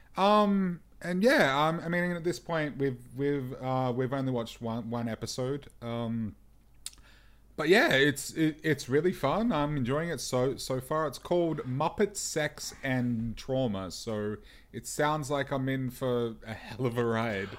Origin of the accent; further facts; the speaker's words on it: Melbourne, Victoria, Australia; I'm from Melbourne, and because I'm from Mel, Melbourne, that means I'm basically a coffee snob by default